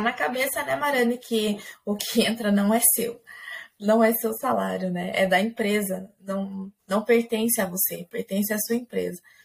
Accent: Maringá, Paraná, Brazil; now in Ponta Grossa, Brazil; eu sou nascida em Maringá, no Paraná

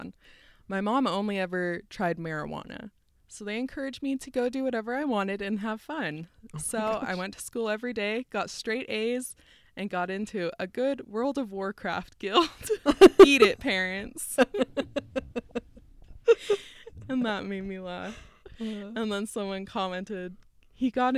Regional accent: Utah, United States; growing up in Utah and learning that it's like such a bubble

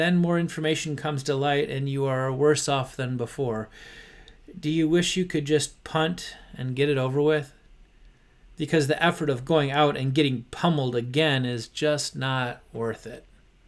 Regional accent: Detroit, Michigan, United States; Since I grew up in Detroit, I was rooting for them both to lose.

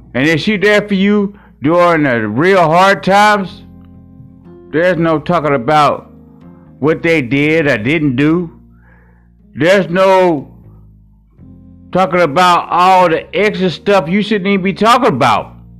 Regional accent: Hot Springs, Arkansas, United States; now in Milwaukee, United States; I live in Milwaukee, Wisconsin right now, but I'm raised from Hot Springs, Arkansas.

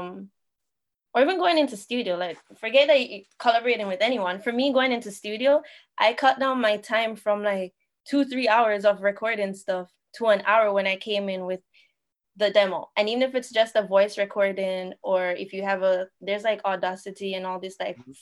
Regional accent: Jamaica; moved away as an adult; also born or lived in Toronto; now in Niagara region, Canada; I was born and raised in Jamaica

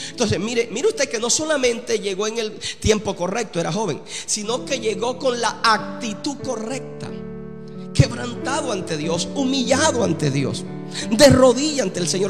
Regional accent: Colombia; Y yo soy colombiano también

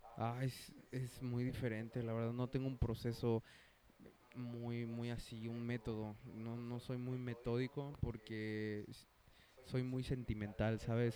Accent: Mexico; somos mexicanos

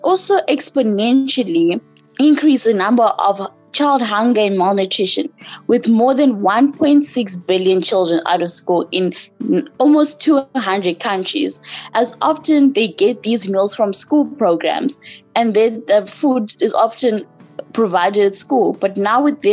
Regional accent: South Africa; I'm from South Africa and I'm 18 years old.

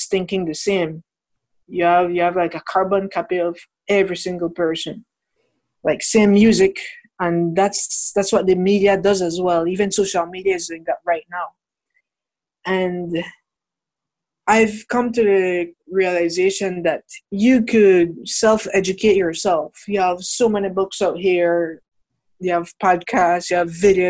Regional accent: Belize; I was born here in Belize.

